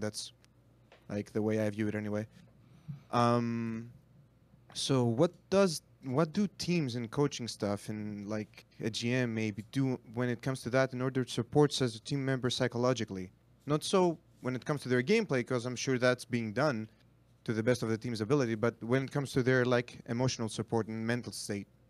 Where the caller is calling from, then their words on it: Greece; I'm calling from Greece